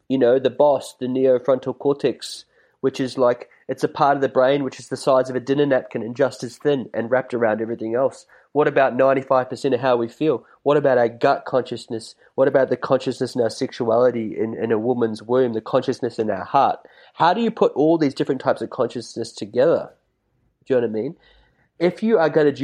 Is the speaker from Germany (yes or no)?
no; New Zealand; also born or lived in China; now in Byron Bay, Australia; I grew up in New Zealand.